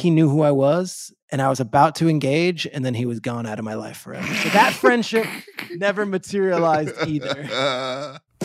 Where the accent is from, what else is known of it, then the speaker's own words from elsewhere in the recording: Freehold, New Jersey, United States; I grew up in Freehold, New Jersey, which is a town in central Jersey.